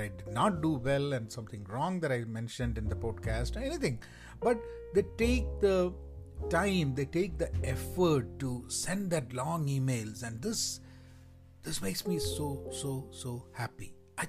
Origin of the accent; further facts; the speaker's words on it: India; first language Malayalam; English is a second language; English is not my first language. My first language is Malayalam